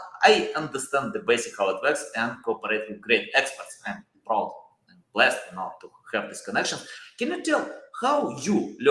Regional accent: Ukraine; moved away; I'm originally from Ukraine

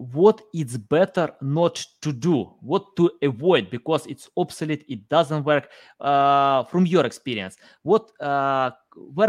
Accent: Ukraine; I'm from Ukraine.

